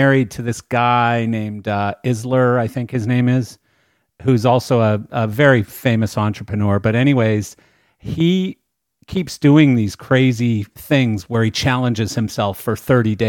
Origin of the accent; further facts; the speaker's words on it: Canada; also born or lived in Pembroke Pines, Florida; now in Wellington, United States; I grew up in Canada